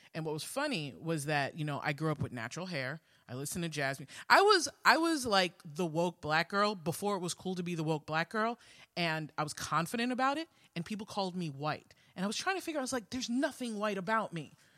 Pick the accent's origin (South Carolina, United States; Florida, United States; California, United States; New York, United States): New York, United States; New York City; growing up in Queens